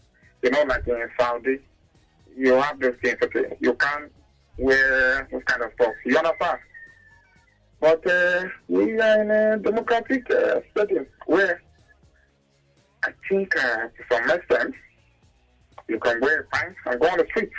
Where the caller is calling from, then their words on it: Ecuador; Yeah, Ken, calling from Ecuador.